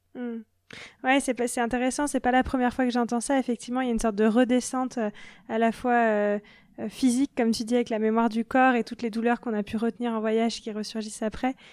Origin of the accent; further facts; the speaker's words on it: France; en tant que Français